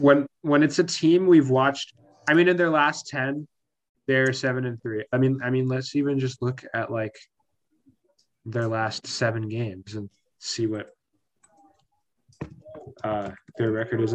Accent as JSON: {"language": "English", "region": "Arizona", "country": "United States", "tie": "born or raised there", "also_born_or_lived": "Seattle, Washington"}